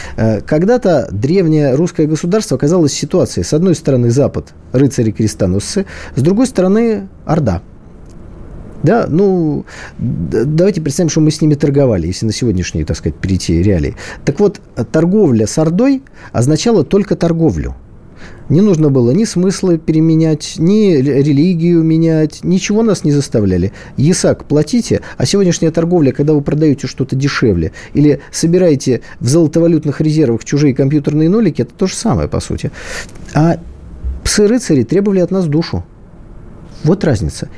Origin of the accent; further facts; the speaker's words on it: Saint Petersburg, Russia; Я как человек из Питера